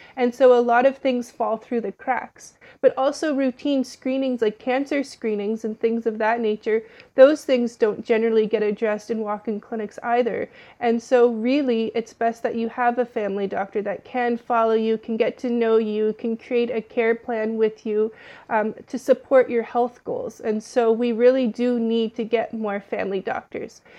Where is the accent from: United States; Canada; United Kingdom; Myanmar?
Canada; Ottawa, Ontario; moved away as an adult; now in Toronto, Canada; I was born and raised in Ottawa, and I moved to Toronto for this job specifically